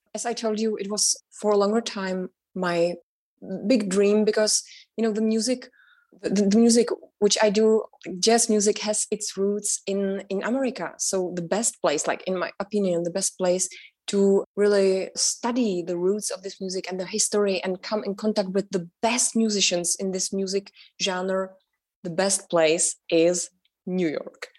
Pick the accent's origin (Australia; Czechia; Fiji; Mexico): Czechia; Prague; English is a second language; moved away as an adult; also born or lived in north of the Czech Republic / Germany; now in United States; i was born in prague and i grew up in the north of the czech republic because uh, my father was a winemaker so the first six years of my life I spent outside of Prague and I really enjoyed that. And then when I was six years old, I moved with my sister and my mother to Prague